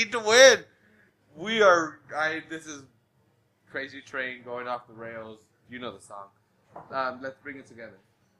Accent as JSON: {"language": "English", "town": "Salinas", "region": "California", "country": "United States", "said": "we're from Salinas."}